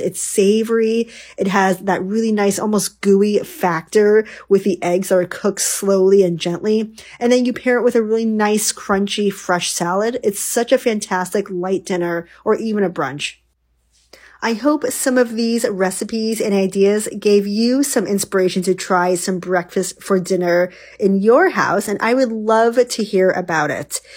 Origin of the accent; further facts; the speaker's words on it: New York, United States; now in West Coast, United States; When I grew up in New York, one of um, the most popular things we did was go to the local, you know, bagel shop.